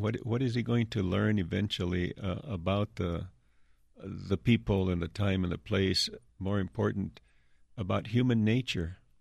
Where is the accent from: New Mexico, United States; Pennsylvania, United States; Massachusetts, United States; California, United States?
New Mexico, United States; Santa Rosa; my childhood, my hometown, where I grew up, Santa Rosa, New Mexico